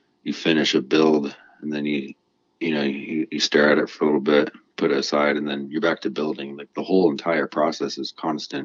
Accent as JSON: {"language": "English", "region": "New Mexico", "country": "United States", "tie": "born or raised there", "also_born_or_lived": "Washington", "moved": "yes", "lives_now": "Colorado, United States", "said": "I was raised in New Mexico, and as you know, there's a lot of lowriders there."}